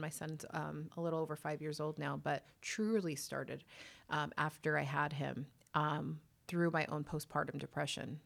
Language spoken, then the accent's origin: English; Whittier, California, United States; moved away as an adult; also born or lived in Los Angeles / Long Beach; born and raised in Whittier